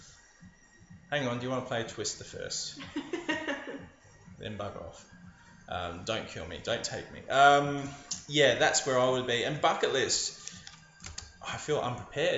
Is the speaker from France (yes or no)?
no; Adelaide, South Australia, Australia; moved away; also born or lived in Sydney; I was living in Sydney at the time, but I'm from Adelaide.